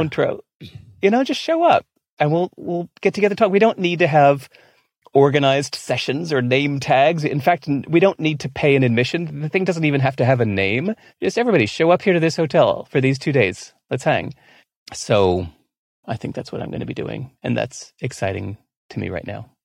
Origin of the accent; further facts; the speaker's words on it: California, United States; moved away as an adult; also born or lived in Singapore; I grew up not just in America, but in California.